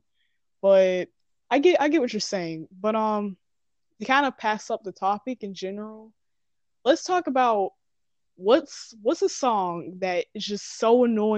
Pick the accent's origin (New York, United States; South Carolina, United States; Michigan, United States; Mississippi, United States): South Carolina, United States; I am from South Carolina